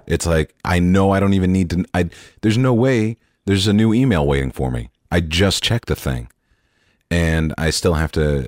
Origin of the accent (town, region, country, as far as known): Dallas, Texas, United States